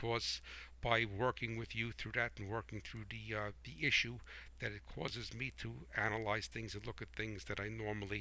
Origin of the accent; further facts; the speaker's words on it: United States; I am a proud American patriot